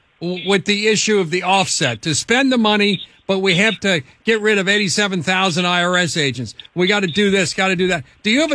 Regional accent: Kentucky, United States; This is my home state of Kentucky.

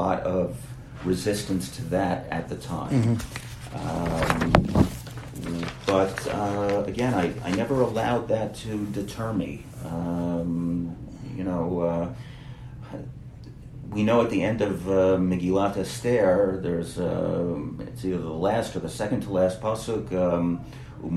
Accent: New York area, United States; now in Israel; I grew up in the New York area, I grew up in a Jewish bubble

